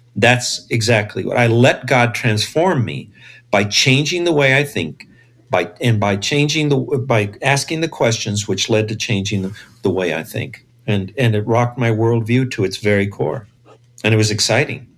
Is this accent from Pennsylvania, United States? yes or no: no; Los Angeles, California, United States; I grew up in East LA. I was born in East